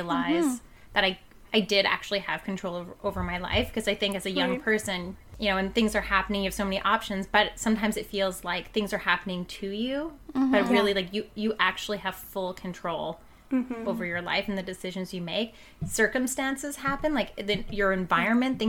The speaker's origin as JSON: {"language": "English", "region": "Yukon", "country": "Canada", "tie": "born or raised there", "moved": "as an adult", "lives_now": "Kamloops, Canada", "said": "I was born and raised in the Yukon. I moved to Kamloops about 12, 13 years ago"}